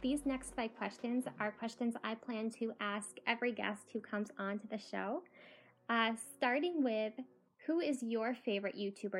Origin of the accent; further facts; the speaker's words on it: New York, United States; Being a New Yorker